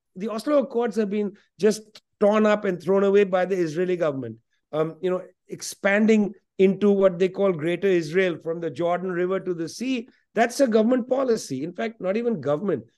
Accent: West Bengal, India; first language Punjabi; English is a second language; Must learn Bengali, because I grew up in Bengal, but also Punjabi, that was my home language

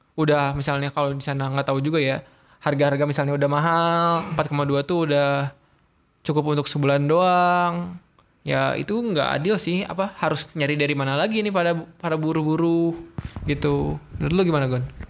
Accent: Ciamis, West Java, Indonesia; itu kampung saya

